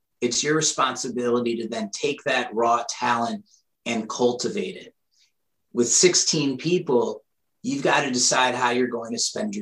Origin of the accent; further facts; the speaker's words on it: Shaker Heights, Ohio, United States; moved away as an adult; also born or lived in Pittsburgh / Chicago; I'm from Cleveland.